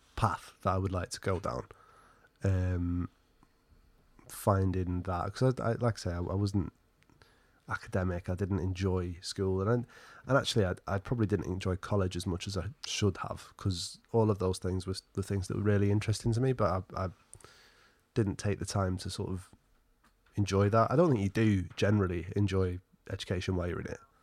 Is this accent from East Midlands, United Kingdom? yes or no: yes; Alford, East Midlands, United Kingdom; also born or lived in Skegness; the town or market, market town, historic market town where I actually grew up was called, weirdly enough, Alford